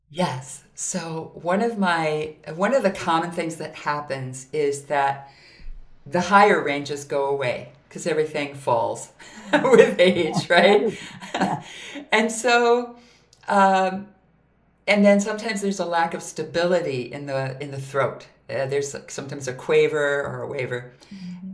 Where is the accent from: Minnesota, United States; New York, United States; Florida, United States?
Minnesota, United States; I grew up in Minnesota